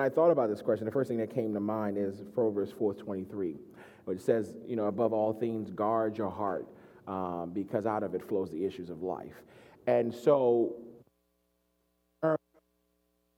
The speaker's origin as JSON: {"language": "English", "country": "Nigeria", "moved": "yes", "said": "I'm Nigerian"}